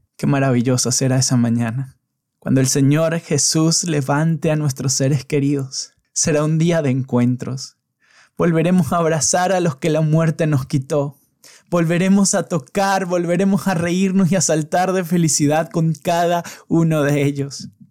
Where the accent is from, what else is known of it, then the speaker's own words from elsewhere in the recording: San Cristóbal, Táchira, Venezuela; moved away as an adult; San Cristóbal, mi ciudad natal